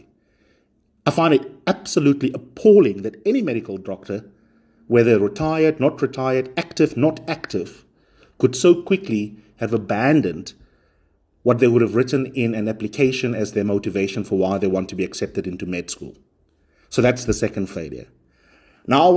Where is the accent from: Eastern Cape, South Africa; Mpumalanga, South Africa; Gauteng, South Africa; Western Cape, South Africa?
Eastern Cape, South Africa; Makhanda; moved away; My hometown is Makanda